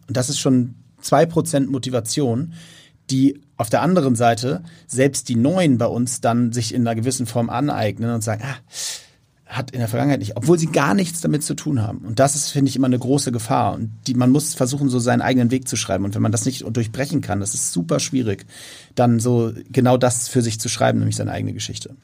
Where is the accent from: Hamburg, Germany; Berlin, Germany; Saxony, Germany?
Hamburg, Germany; ich war als Kind, äh, bin ich zum hier als Hamburger mit zum HSV genommen worden von meinem Vater